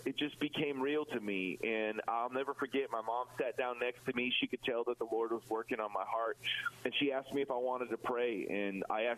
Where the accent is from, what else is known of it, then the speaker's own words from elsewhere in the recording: Chicago, Illinois, United States; my hometown of Chicago